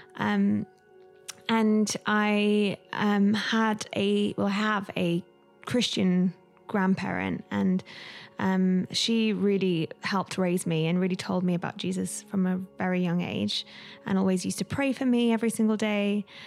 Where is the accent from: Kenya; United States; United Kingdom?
United Kingdom; London; I was raised in London, um, in a single parent home